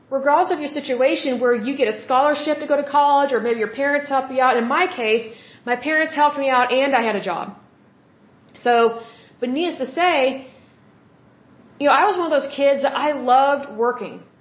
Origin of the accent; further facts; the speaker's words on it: Oklahoma, United States; I'm from Oklahoma, which is the Bible Belt.